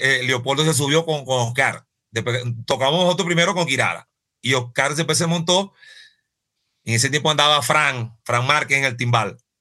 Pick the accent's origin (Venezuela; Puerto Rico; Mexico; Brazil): Venezuela; moved away as an adult; now in Colombia; yo soy venezolano.